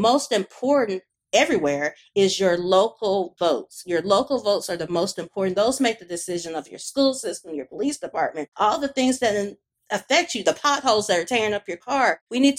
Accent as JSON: {"language": "English", "town": "Birmingham", "region": "Alabama", "country": "United States", "said": "I'm from Birmingham, Alabama"}